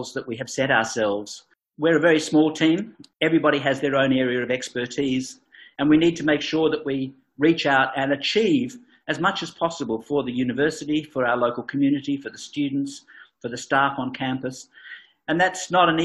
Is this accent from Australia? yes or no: yes; Geraldton, Western Australia, Australia; I came back because this really was home for me. And I was born in Geraldton, in fact.